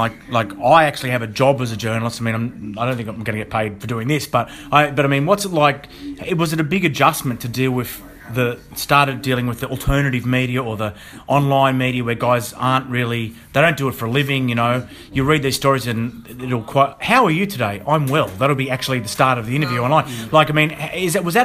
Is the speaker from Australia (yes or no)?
yes; Australia; accent: Australian; moved away; also born or lived in London; I'm an Australian, as you can tell from my accent